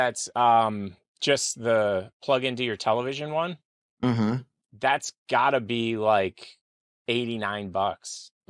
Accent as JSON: {"language": "English", "country": "United States", "said": "I'm American."}